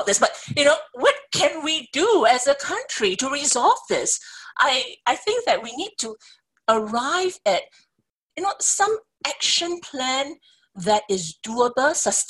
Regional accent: Singapore; as a Singaporean

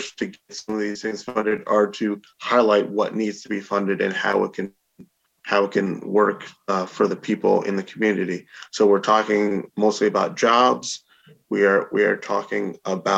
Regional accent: Albany, New York, United States; I've lived in Albany and was born and raised in Albany for my entire life.

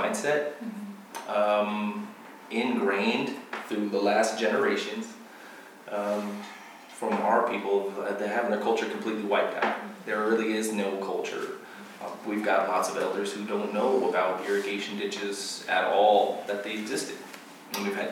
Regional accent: United States; moved away; growing up in Washington, coming here

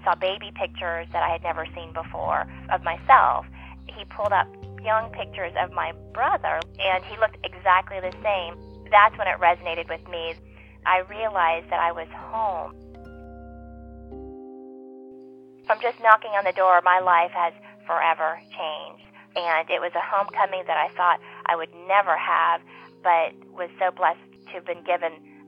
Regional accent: Vietnam; born there; I was different and I was born in Vietnam and I didn't know where that place was.

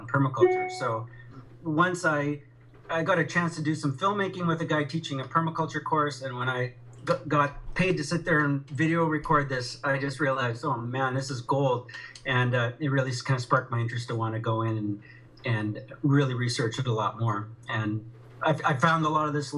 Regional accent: Alberta, Canada; I grew up in Alberta, and my parents farm about 1,000 acres

